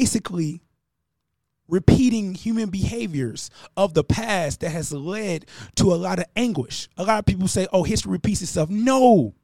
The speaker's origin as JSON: {"language": "English", "country": "United States"}